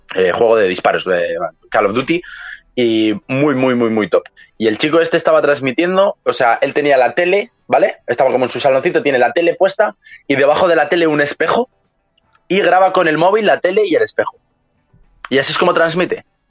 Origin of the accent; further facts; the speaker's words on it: Madrid, Community of Madrid, Spain; yo soy de Madrid, España